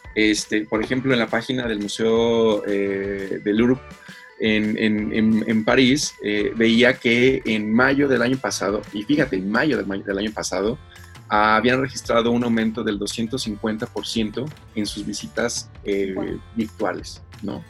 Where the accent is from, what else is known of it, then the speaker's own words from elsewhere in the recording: Mexico; nosotros como mexicanos